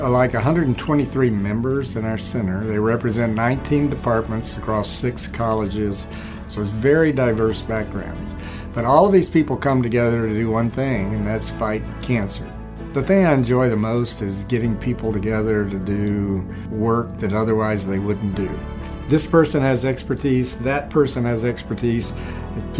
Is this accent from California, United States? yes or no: no; Columbus, Georgia, United States; moved away as an adult; also born or lived in Tennessee / Arlington, Texas; I was born in Columbus, Georgia, raised there, graduated from high school there